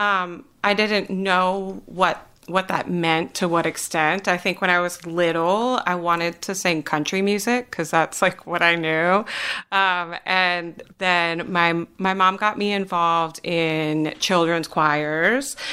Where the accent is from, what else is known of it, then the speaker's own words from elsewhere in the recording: Wisconsin, United States; moved away as an adult; now in North Carolina, United States; I am originally from Wisconsin